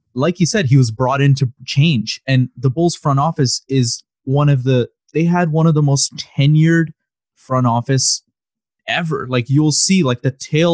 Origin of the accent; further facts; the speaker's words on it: Toronto, Ontario, Canada; also born or lived in Chicago; I moved out of Chicago like literally the year I was born, and then I've grown up in Toronto